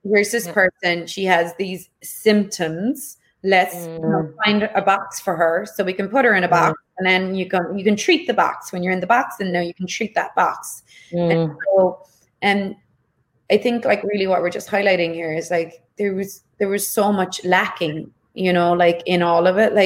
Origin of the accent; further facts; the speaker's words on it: Ireland; I was growing up in Ireland